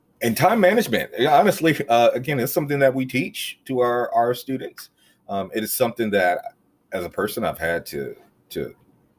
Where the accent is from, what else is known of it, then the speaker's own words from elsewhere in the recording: Greensboro, North Carolina, United States; I am from Greensboro, believe it or not. There's a lot of people who I meet in Greensboro who are not from Greensboro. But I am from Greensboro. I am a graduate of Dudley High School.